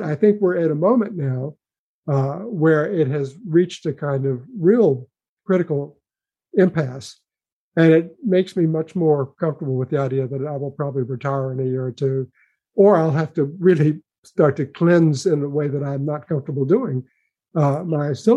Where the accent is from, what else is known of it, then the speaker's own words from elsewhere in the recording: Memphis, Tennessee, United States; moved away; I grew up in Memphis, Tennessee